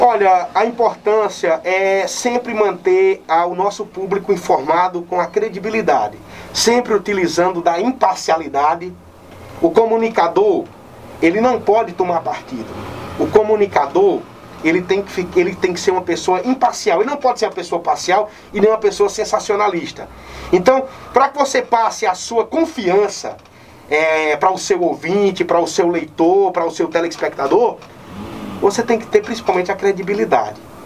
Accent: Nova Olinda, Ceará, Brazil; also born or lived in São Paulo; vou voltar para minha terra. Quando retorno para Nova Olinda

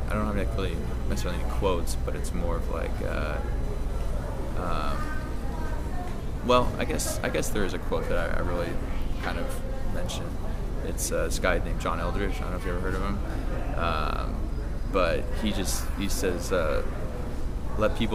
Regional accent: Seattle, Washington, United States; You know, like I grew up in Seattle. All my friends, all my family were up there.

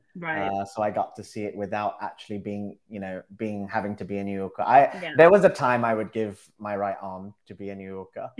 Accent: London, United Kingdom; born and bred Londoner

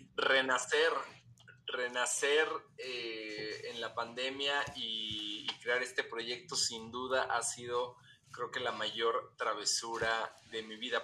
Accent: Mexico; así somos los mexicanos

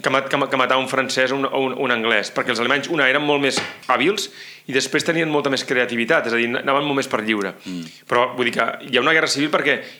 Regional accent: Catalonia, Spain; com a catalans seguíem vivint marginats també dintre de Catalunya

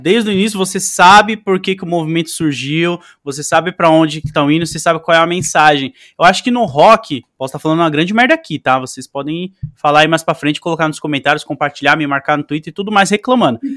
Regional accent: São Paulo, Brazil; Eu sou de Goianazes.

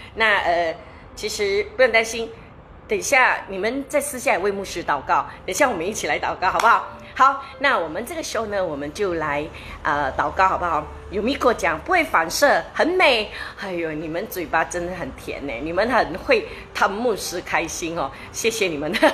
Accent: Malaysia; 我们马来西亚人

